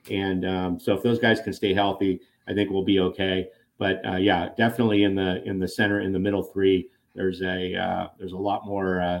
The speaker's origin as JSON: {"language": "English", "town": "Thousand Oaks", "region": "California", "country": "United States", "tie": "born or raised there", "said": "right from my hometown and uh, Thousand Oaks."}